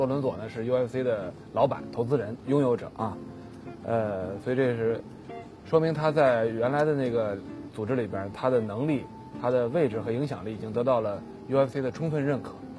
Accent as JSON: {"language": "Chinese", "country": "China", "said": "我们中国人呢一直爱看武打片儿，爱看武侠片儿，"}